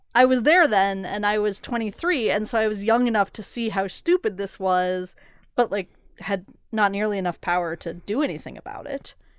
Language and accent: English; Portland, Oregon, United States; moved away; I grew up in part in Portland